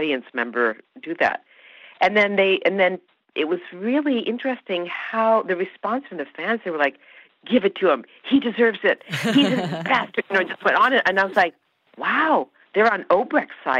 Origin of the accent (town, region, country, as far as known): Canada; born or raised there; first language Hungarian